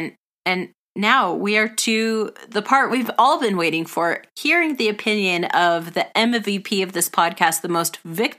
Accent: California, United States; We grew up in California.

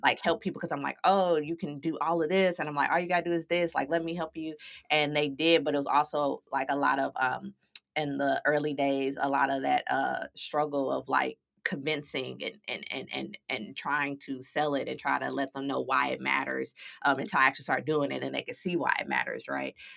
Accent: St. Louis, Missouri, United States; moved away as an adult; now in San Diego, United States; I was born and raised in Saint Louis, Missouri, but I now reside in sunny San Diego

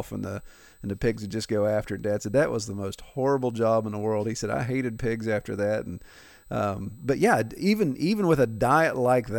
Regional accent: Appalachia, United States; being born and raised in Appalachia

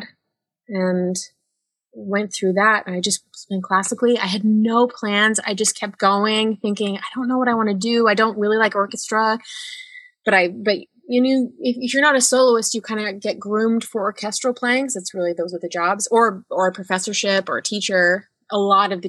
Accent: Northern Utah, United States; I grew up in Utah, Northern Utah

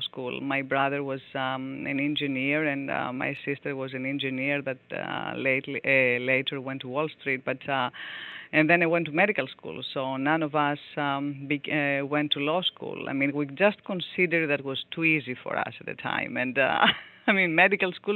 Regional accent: Athens, Attica, Greece; English is a second language; moved away as an adult; also born or lived in New York; I grew up in Greece, in Athens

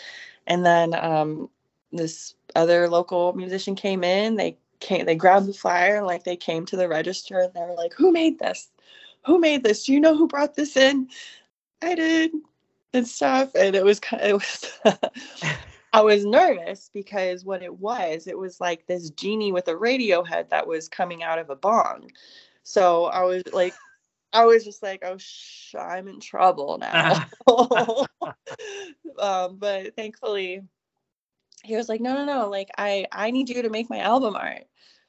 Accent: Austin, Texas, United States; when people ask me what my hometown is, I usually say Austin, Texas, because I went to school there for most of my schooling.

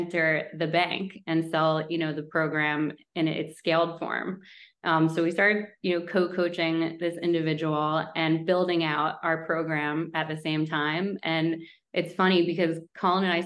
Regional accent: Westchester, New York, United States; moved away as an adult; also born or lived in Manhattan, New York; now in Stamford, United States; I grew up in Westchester, New York, and then lived in Manhattan for a long time

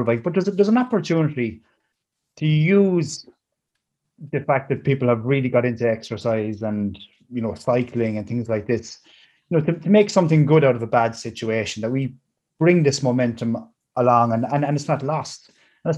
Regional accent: Ireland; as an Irish person

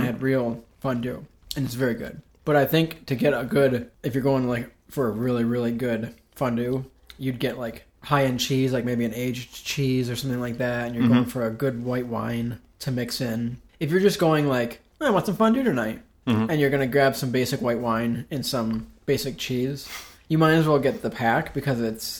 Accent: Binghamton, New York, United States; moved away as an adult; now in Syracuse, United States; I'm from the Binghamton area. I moved to Syracuse with my friend Joel Barnett

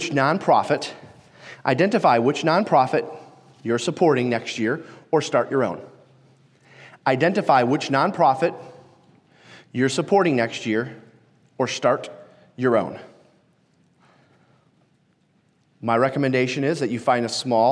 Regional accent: Detroit, Michigan, United States; I'm from Detroit

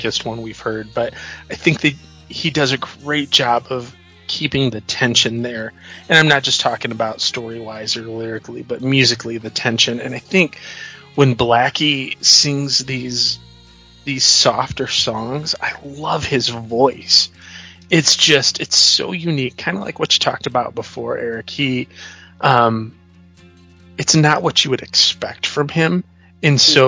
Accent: Northern Indiana, United States; I'm from Northern Indiana

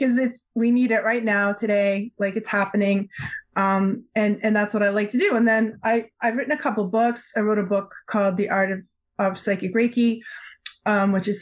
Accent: Newton, Massachusetts, United States; I grew up just outside Boston in the 60s, 70s, and 80s

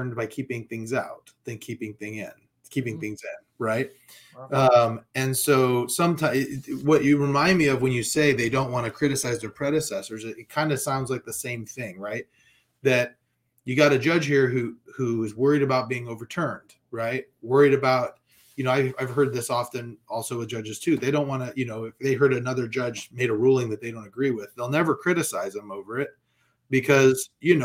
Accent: California, United States; I'm from California, right? I lived here during Proposition 8

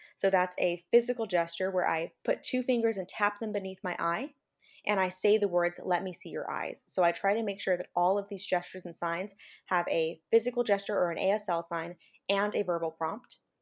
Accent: Central Valley, California, United States; now in Salinas, United States; I'm not originally from this area. I'm from the Central Valley in California

